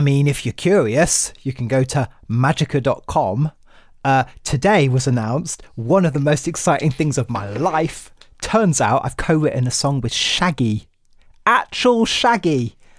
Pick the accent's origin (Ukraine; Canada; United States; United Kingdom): United Kingdom; my home country